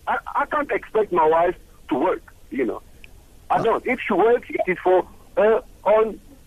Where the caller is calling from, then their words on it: Cape Town, Western Cape, South Africa; I'm calling from Cape Town.